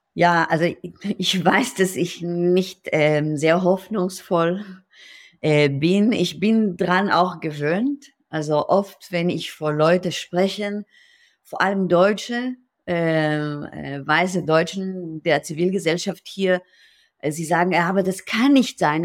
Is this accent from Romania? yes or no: no; Israel; German is a second language; moved away as an adult; now in Berlin, Germany; ich bin in Israel geboren und mit 37 ähm, nach Berlin gekommen